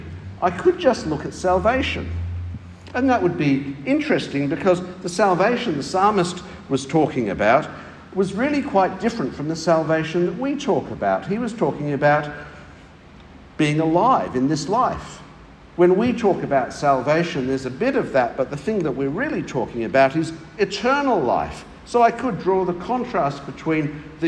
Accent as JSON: {"language": "English", "region": "England", "country": "United Kingdom", "moved": "yes", "lives_now": "Australia", "said": "I come from England"}